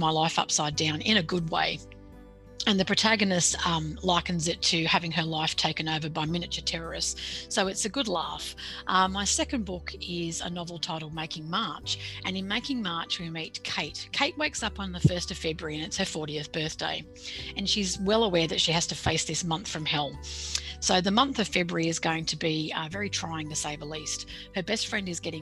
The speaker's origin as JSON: {"language": "English", "town": "Sydney", "region": "New South Wales", "country": "Australia", "tie": "born or raised there", "accent": "Australian", "said": "I was born and bred in Sydney. I grew up in the Sutherland Shire by the beach in southern Sydney"}